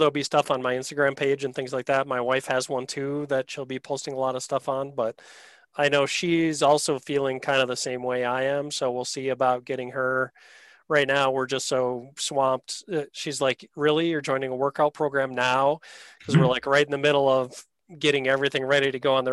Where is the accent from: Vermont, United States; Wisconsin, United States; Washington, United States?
Wisconsin, United States; I'm from Wisconsin normally.